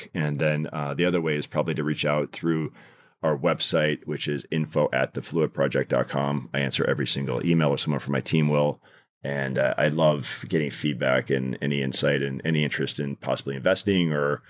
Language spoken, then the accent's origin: English; Detroit, Michigan, United States; So I grew up in Detroit.